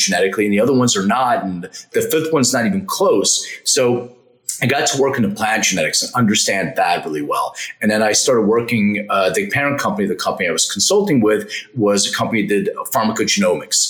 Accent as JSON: {"language": "English", "town": "Philadelphia", "region": "Pennsylvania", "country": "United States", "moved": "yes", "lives_now": "Los Angeles, United States", "said": "I'm from Philadelphia originally. I live in LA now."}